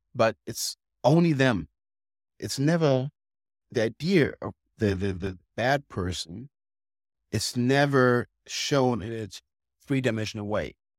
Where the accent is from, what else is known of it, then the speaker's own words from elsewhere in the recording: Germany; we Germans